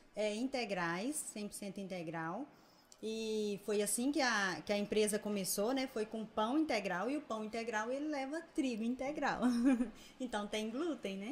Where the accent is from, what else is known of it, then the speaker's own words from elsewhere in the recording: Governador Valadares, Minas Gerais, Brazil; Sou natural de Valadares